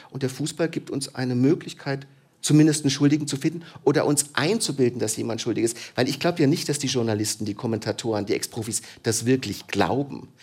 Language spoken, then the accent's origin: German; Germany; in der Geschichte meines Landes